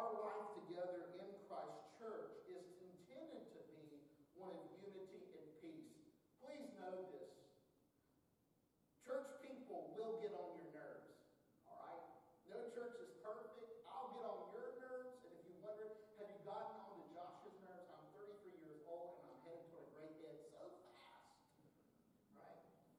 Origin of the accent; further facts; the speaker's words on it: North Carolina, United States; I'm from North Carolina